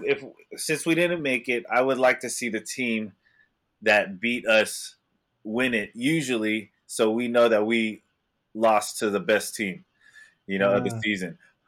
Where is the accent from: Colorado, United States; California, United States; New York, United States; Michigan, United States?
California, United States; East Bay; we grew up in the East Bay